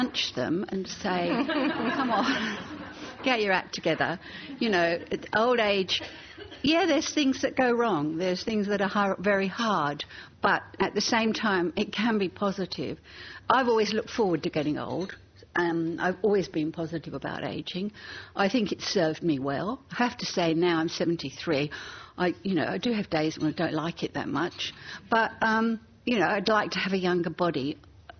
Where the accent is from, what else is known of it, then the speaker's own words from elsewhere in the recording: England, United Kingdom; moved away; As a teenager growing up in England